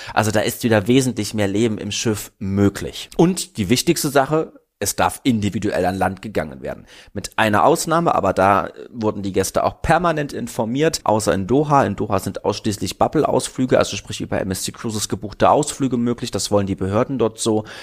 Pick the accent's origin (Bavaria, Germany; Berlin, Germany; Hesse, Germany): Berlin, Germany; Ich als Berliner